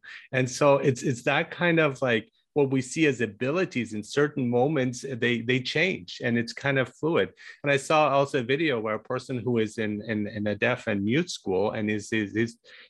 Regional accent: Germany; also born or lived in Iran; now in Canada; I was born in Iran, but that's not the place I would identify with, because I grew up in Germany and I live in Canada and so on.

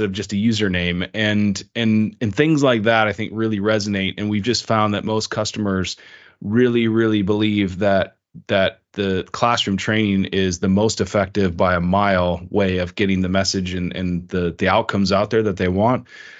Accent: China; moved away as an adult; And I grew up in China. That's where I spent most of my life until I went to university.

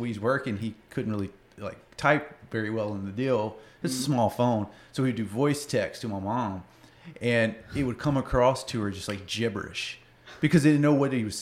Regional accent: Southeast Arkansas, United States; born or raised there; moved away

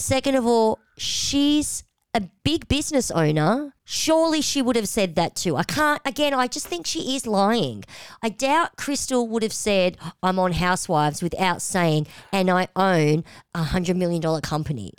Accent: Australia; we're Aussies

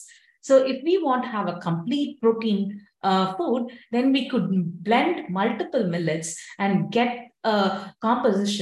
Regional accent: India; now in United States; since I'm from India

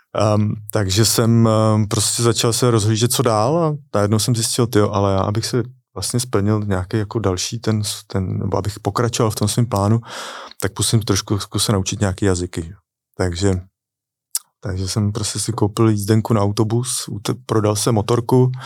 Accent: Czechia; moved away as an adult; also born or lived in London; nevyhledával jsem český komunity

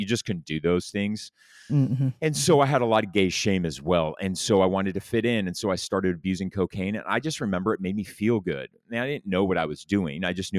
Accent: Laguna Beach, California, United States; So I grew up in Orange County, California, Laguna Beach. I grew up as a little rich kid in a really nice house.

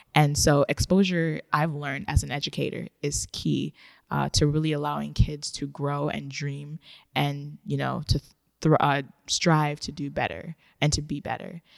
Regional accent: Ghana; moved away; also born or lived in Japan; I was born in Ghana

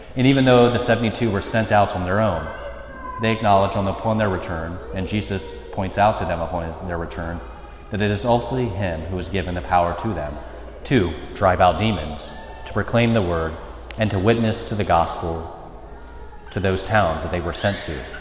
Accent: United States; moved away as an adult; I'm from Mercer County, never planned on leaving Mercer County, never planned on being more than 15 minutes from any of my family

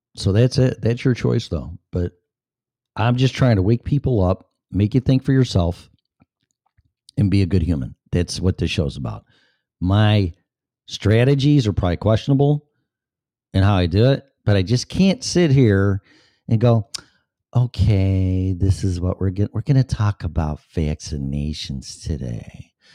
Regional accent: Illinois, United States; I was born and raised in Illinois. And within radio reception of Chicago radio stations

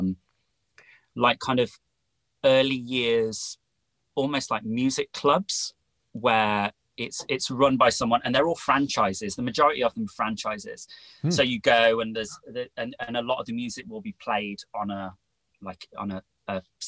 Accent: Wolverhampton, West Midlands, United Kingdom; moved away as an adult; also born or lived in Liverpool / Bristol; I grew up in the Midlands, so the middle of the country, in a city called Wolverhampton

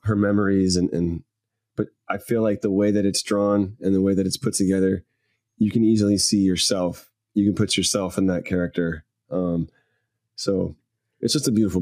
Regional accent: Louisiana, United States; I grew up in Louisiana

